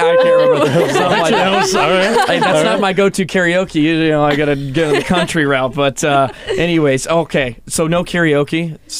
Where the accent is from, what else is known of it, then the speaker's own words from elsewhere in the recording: Texas, United States; I came from Texas. I remember my first night in the dorms.